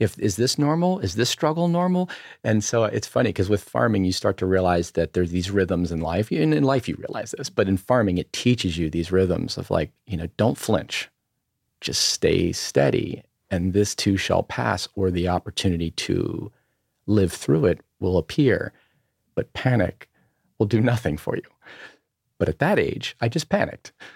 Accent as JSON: {"language": "English", "town": "Berlin", "region": "Maryland", "country": "United States", "tie": "born or raised there", "also_born_or_lived": "Ocean City, Maryland / Los Angeles", "moved": "yes", "said": "I grew up on the eastern shore of, of Maryland, uh, in a town of, uh, called, uh, Berlin. Maryland, it's just outside of Ocean City, Maryland"}